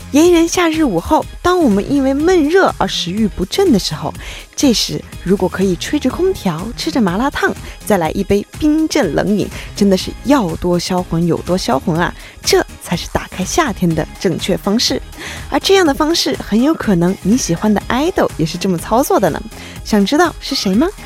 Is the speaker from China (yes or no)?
yes; China; 作为一个中国人